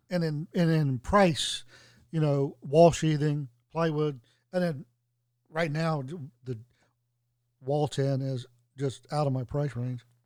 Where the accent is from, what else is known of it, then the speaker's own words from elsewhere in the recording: Tennessee, United States; also born or lived in Washington, D.C.; it's here in my home state.